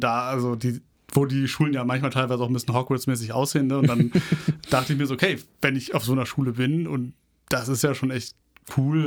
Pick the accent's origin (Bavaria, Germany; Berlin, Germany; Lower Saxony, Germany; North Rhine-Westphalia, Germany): Berlin, Germany; Ich sehe mich schon als Berliner